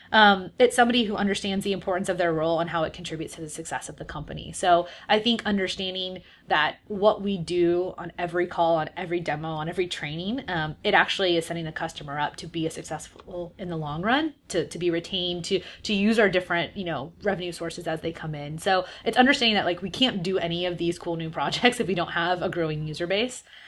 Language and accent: English; San Diego, California, United States; moved away as an adult; also born or lived in San Francisco; I'm from San Diego